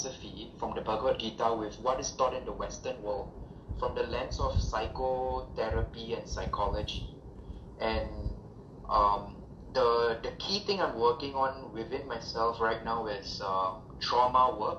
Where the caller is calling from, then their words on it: Singapore; I'm calling in from Singapore.